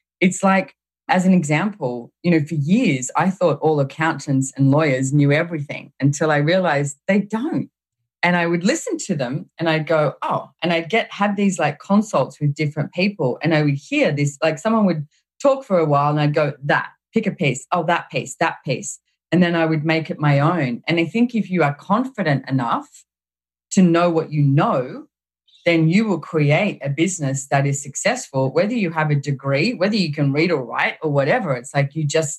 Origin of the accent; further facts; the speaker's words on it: Australia; I found myself in Houston, Texas, as an Australian